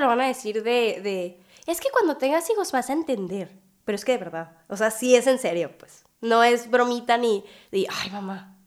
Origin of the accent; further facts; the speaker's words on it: Hermosillo, Sonora, Mexico; soy de Hermosillo, Sonora